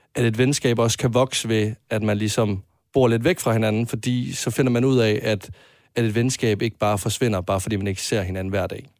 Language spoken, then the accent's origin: Danish; Varde, Southern Denmark, Denmark; moved away as an adult; now in Copenhagen, Denmark; da jeg flyttede fra, øh, fra Jylland, øh, til København